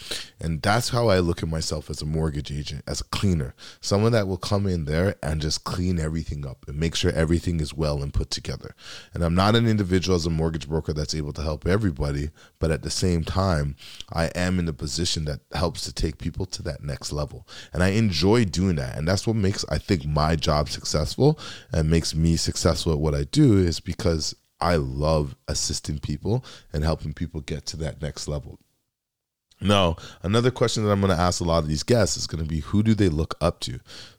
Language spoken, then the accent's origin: English; Canada; And as a Canadian that has a background from Dominica, it's very important to me